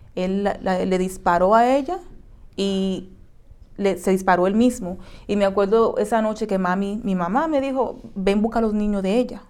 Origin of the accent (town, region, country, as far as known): Dominican Republic; now in United States